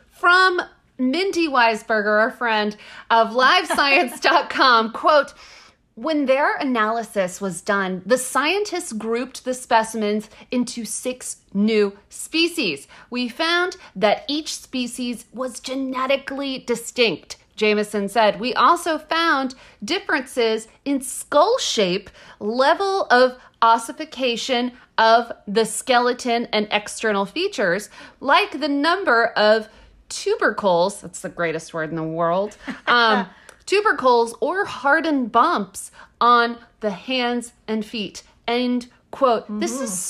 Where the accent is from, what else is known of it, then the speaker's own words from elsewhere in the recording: United States; We're American.